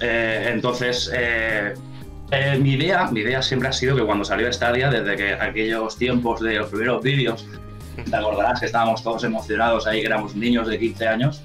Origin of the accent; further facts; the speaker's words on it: Valencian Community, Spain; gente de mi tierra